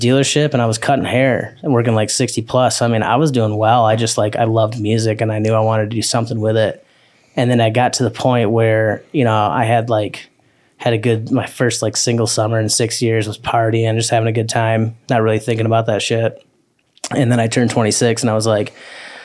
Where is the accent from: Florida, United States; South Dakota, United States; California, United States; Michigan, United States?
Michigan, United States; Parma; moved away as an adult; now in Nashville, United States; Parma, technically, it's a little town outside of Jackson